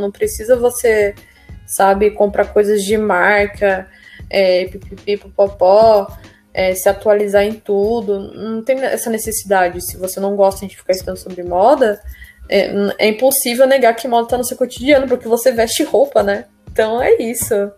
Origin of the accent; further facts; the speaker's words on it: São Paulo, Brazil; eu sou do Jardim Veracruz, do distrito do Jardim Ângelo, né, que nos anos 90 era considerado o bairro mais perigoso do mundo, sabe? Eu cresci meio essa violência